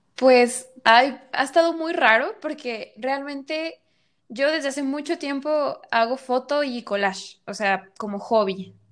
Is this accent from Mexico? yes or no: yes; Guadalajara, Jalisco, Mexico; soy de Guadalajara y actualmente este, estoy en Guadalajara